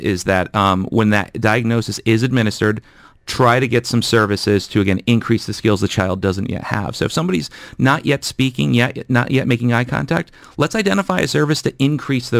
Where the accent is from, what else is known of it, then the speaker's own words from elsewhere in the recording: United States; now in Dubai, United Arab Emirates; I'm from the United States